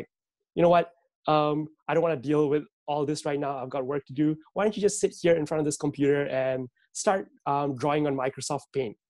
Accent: Malaysia; moved away as an adult; now in Melbourne, Australia; I'm originally from Malaysia, and that's pretty much where I lived my entire life up till pretty much last year

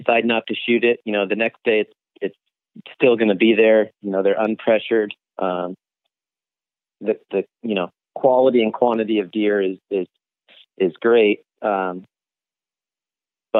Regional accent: Phoenix, Arizona, United States; I'm born and raised in Arizona, native, born in Phoenix here.

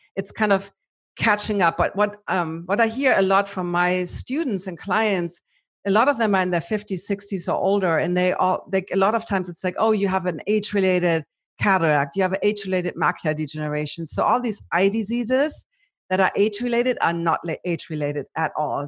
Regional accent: Germany; accent: German; my German accent

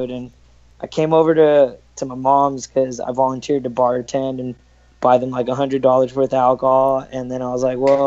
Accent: Los Angeles, California, United States; I'm from California, like Los Angeles, Orange County area.

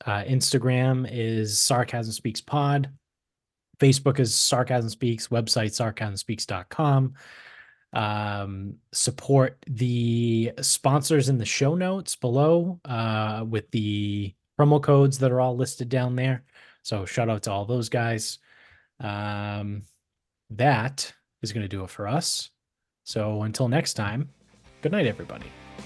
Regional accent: Medford, Massachusetts, United States; moved away; we grew up in Medford, which is a suburb of Boston

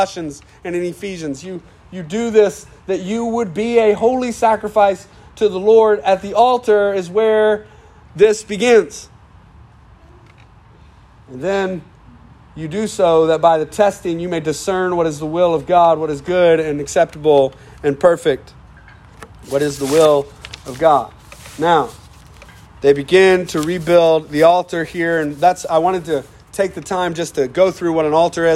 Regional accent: United States; We're American

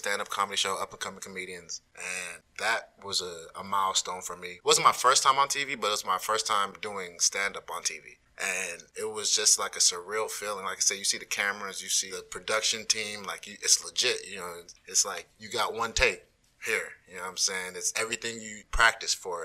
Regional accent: Arlington, Texas, United States; I grew up in Arlington

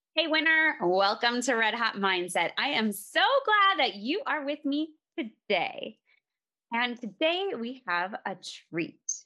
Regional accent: Minnesota, United States; now in Colorado, United States; we're actually originally from Minnesota. We're in Colorado now

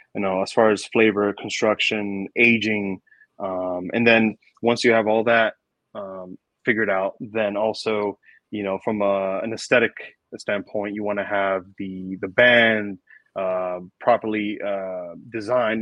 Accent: New York City, New York, United States; I grew up in New York City

